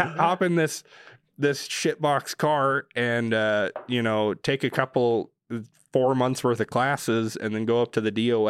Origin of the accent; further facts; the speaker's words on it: United States; You know, I'm pretty American.